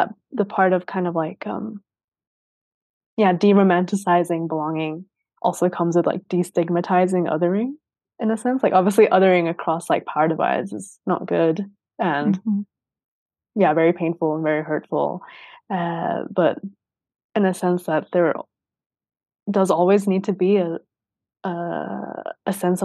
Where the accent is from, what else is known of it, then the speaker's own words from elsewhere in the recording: Sweden; growing up in Sweden